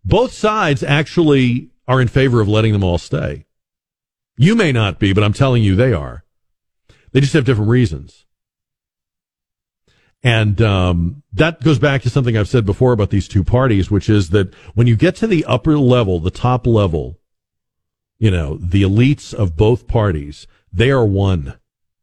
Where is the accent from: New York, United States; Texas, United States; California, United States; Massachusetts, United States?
Massachusetts, United States; Boston; I grew up in Boston